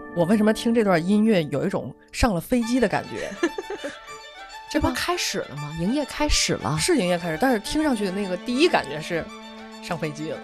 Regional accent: Tianjin, China; 天津一市单的那个楼，它好像对于我们天津人来说，好像它就是一种，有一个特殊的存在

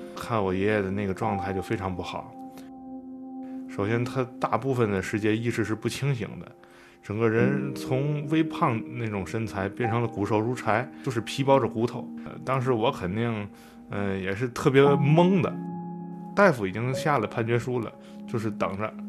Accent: Tianjin, China; 我来自于天津

